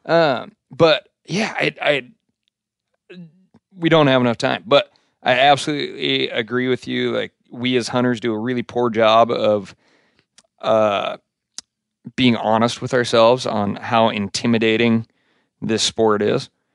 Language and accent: English; Montana, United States; growing up in Montana